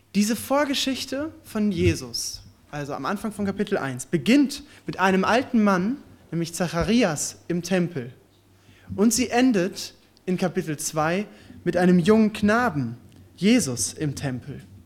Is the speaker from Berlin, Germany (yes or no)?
no; Ostbevern, North Rhine-Westphalia, Germany; also born or lived in Warendorf; now in Giessen, Germany; Ich komme jetzt aus Gießen, aber tatsächlich äh, komme ich ursprünglich aus Ostbevern